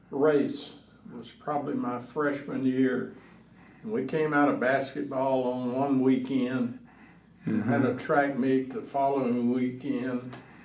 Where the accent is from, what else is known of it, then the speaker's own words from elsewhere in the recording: Jasper, Texas, United States; I was born in 1938, so, you know, as a young whippersnapper, playing around in the sand lots of Jasper, Texas.